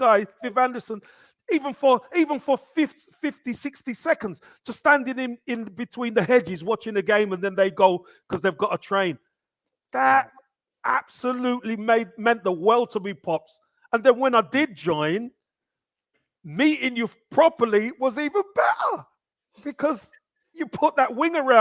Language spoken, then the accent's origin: English; London, United Kingdom; I'm a Brixton boy